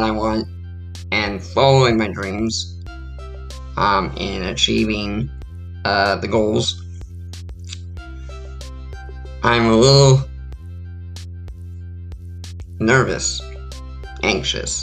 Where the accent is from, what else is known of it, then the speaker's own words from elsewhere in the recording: San Diego, California, United States; moved away as an adult; also born or lived in Ramona, California / Ohio / Maine; I grew up in San Diego, California my whole life